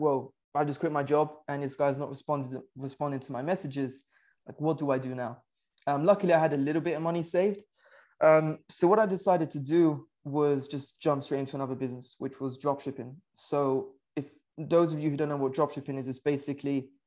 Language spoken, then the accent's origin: English; United Kingdom; moved away; I'm originally from the UK. You can probably tell from the accent